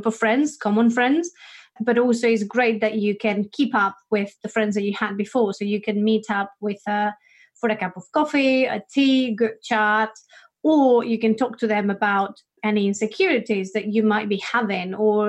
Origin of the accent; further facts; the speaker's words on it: Spain; English is a second language; now in United Kingdom; I'm from Spain